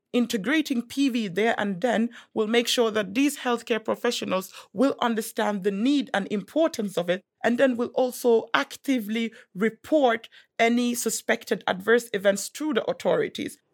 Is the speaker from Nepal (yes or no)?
no; Gambia; I am from West Africa. I'm from the Gambia